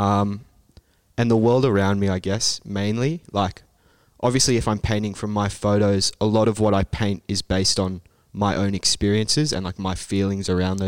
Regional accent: Sydney, New South Wales, Australia; now in Brisbane, Australia; I'm from Sydney, so I guess it's a bit bigger there than maybe it is here in Brisbane

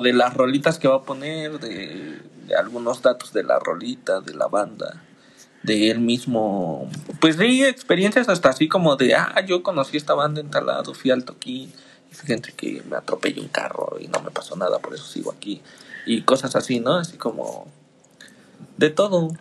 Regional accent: Mexico; yo soy mexicano

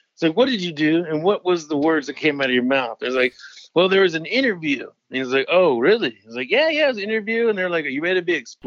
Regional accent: Mississippi, United States; now in Los Angeles, United States; I'm from Mississippi

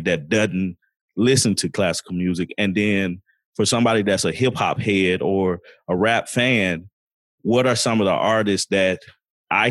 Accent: the South, United States; I'm a Southerner

